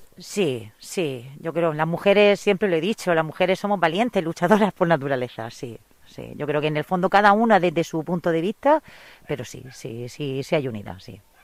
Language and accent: Spanish; Abarán, Region of Murcia, Spain; soy de Barán